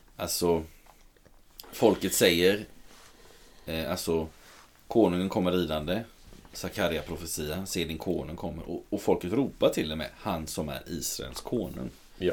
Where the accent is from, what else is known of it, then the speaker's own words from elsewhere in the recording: Sweden; som svenskar